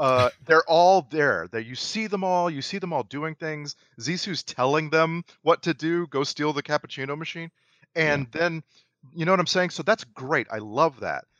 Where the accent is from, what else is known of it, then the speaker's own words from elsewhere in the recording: United States; middle class white American.